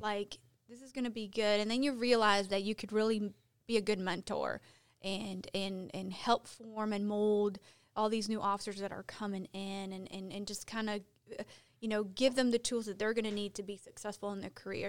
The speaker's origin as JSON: {"language": "English", "town": "Chicago", "region": "Illinois", "country": "United States", "moved": "as an adult", "lives_now": "Gastonia, United States", "said": "I'm from Chicago"}